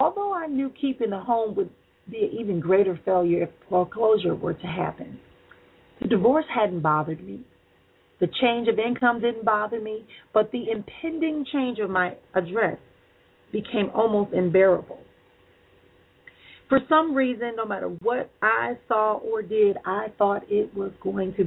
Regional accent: Milwaukee, Wisconsin, United States; my hometown where I was at, Milwaukee, Wisconsin

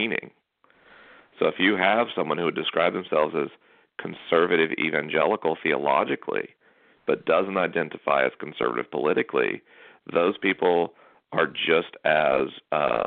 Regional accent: North Florida, United States; I'm from North Florida

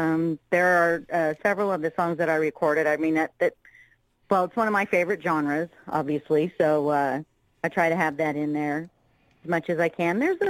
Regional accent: California, United States; also born or lived in Massachusetts; now in Kentucky, United States; I was actually born in Massachusetts, but for the most part I was raised in California. Now I'm in Kentucky.

